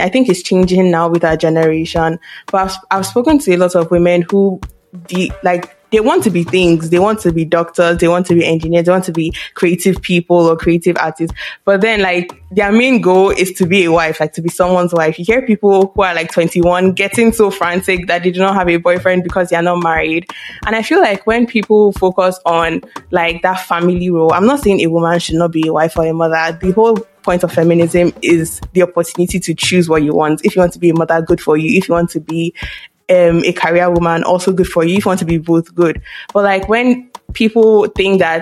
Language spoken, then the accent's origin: English; Nigeria; I'm Nigerian